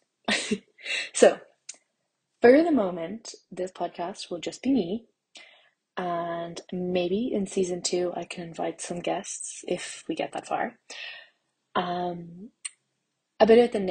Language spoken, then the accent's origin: English; Ireland; I'm Irish and I'm a plant scientist